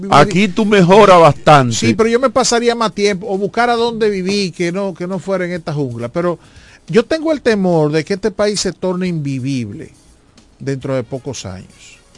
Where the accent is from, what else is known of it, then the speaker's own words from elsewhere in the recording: Dominican Republic; Yo, yo, yo tengo el temor, y lo digo como dominicano, ya yo no me voy de este país.